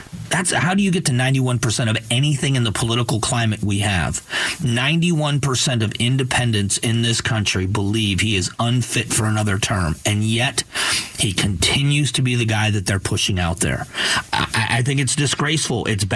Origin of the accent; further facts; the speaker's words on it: United States; long before I am a Republican, I'm an American. I want my country strong.